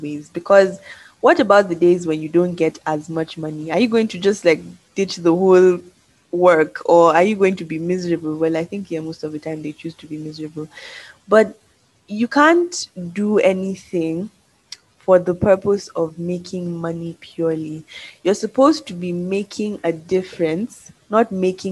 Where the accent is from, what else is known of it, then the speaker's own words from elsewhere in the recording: Nigeria; moved away; I'm proudly Nigerian